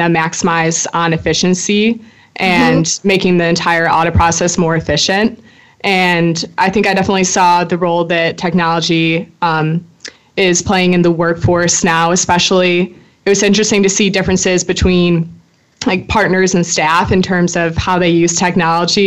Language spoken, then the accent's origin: English; Chicago, Illinois, United States; moved away; I'm a senior from Chicago, Illinois